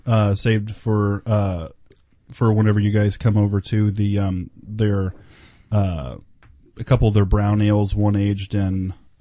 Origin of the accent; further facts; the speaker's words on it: Oklahoma, United States; growing up in Oklahoma